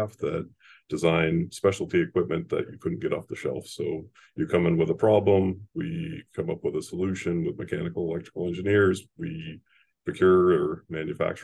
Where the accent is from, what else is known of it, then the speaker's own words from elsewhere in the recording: Laconia, New Hampshire, United States; I'm a New England kid, born and raised in Laconia, New Hampshire